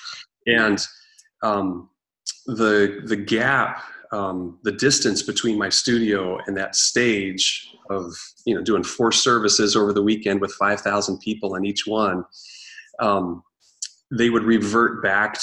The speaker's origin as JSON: {"language": "English", "region": "Eastern Oregon", "country": "United States", "tie": "born or raised there", "moved": "yes", "lives_now": "Seattle, United States", "said": "growing up in Eastern Oregon"}